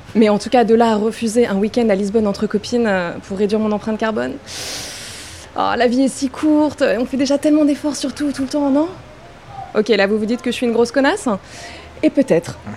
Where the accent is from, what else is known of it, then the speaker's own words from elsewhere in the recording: Paris, Île-de-France, France; j'ai grandi à Paris, downtown